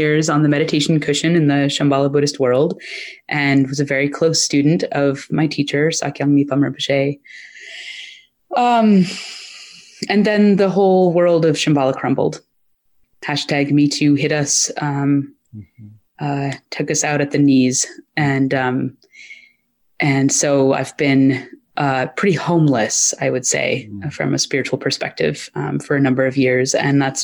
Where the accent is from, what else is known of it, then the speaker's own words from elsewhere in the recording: Maine, United States; I grew up in Maine